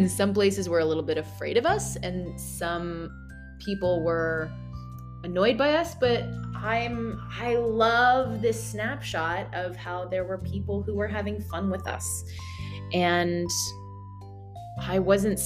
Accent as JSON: {"language": "English", "country": "United States", "said": "as an American"}